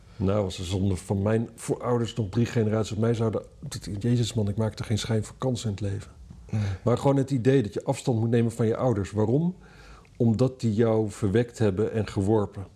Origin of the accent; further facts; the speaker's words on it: Netherlands; Ik ben een Hollander